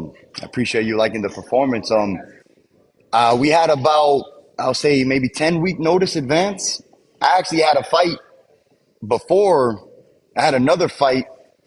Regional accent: United States; I'm American, but my pops is Cuban. You know, he's Cuban descent. My mom is like me. Her parents were Cuban, but she was born in L.A.

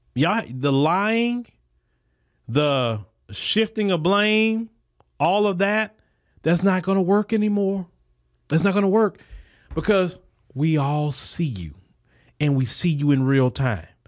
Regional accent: United States; I'm a citizen of the United States.

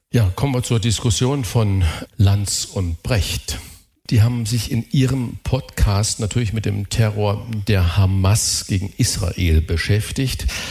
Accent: Saarland, Germany; Ich bin Saarländer

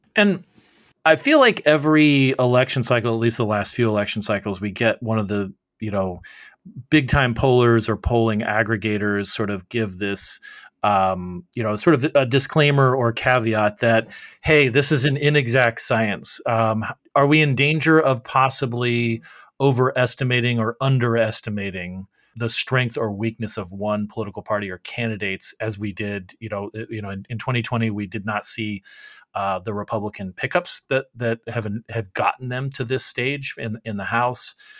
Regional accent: Arizona, United States; my home state of Arizona

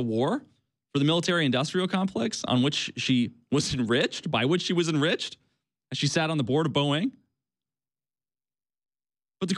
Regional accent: Illinois, United States; I was born in Illinois, the land of Lincoln

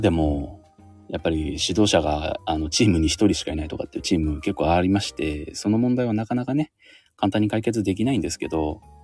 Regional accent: Kanto, Japan; 関東出身

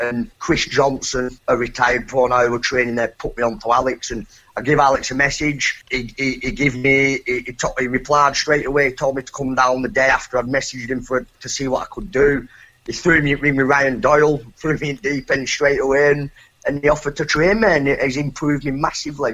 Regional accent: Colne, North West England, United Kingdom; boxing at Colne Municipal Hall in my hometown

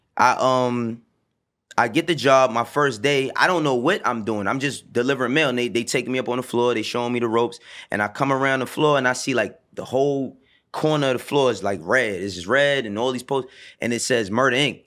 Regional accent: New York City, New York, United States; also born or lived in the Bronx; growing up in Harlem

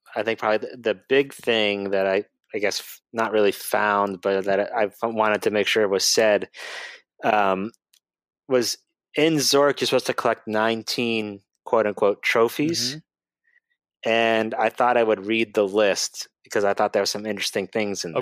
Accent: Boston, Massachusetts, United States; moved away; I'm originally from Boston or the Boston area, so they don't pronounce anything correctly over there

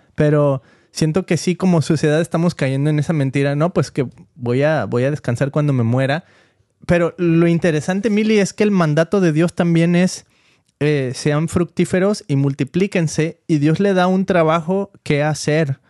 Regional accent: Mexico; now in United States; cuando nosotros crecimos en México

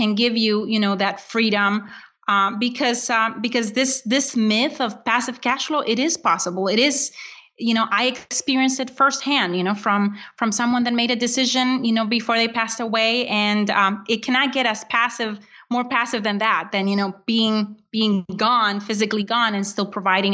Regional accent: Honduras; now in United States; I was born in Honduras

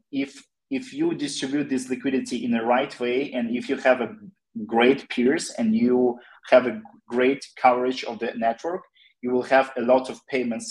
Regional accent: Ukraine; we are all from Ukraine

